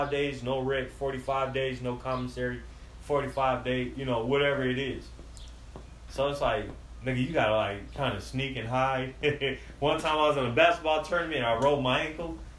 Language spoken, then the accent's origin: English; San Antonio, Texas, United States; I'm from San Antonio, nigga. I crawled all through these streets.